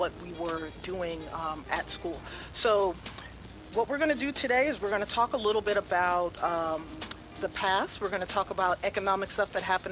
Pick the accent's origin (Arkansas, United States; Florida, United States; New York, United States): New York, United States; New York City; as a young person, I grew up in the Bronx.